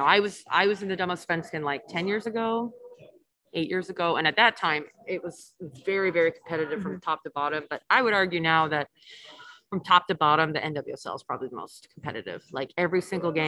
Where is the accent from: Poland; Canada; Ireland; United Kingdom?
Canada; moved away as an adult; also born or lived in Germany / Sweden; I'm Canadian